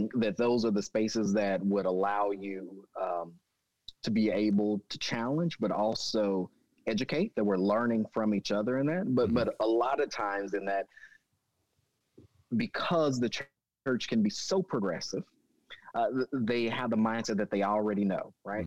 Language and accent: English; Jones, Oklahoma, United States; also born or lived in Michigan; I grew up in Jones, Oklahoma